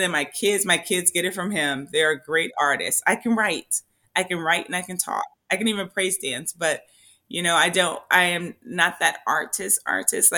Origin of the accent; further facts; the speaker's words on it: Compton, California, United States; now in Tracy, United States; I grew up in Compton, Crips and Bloods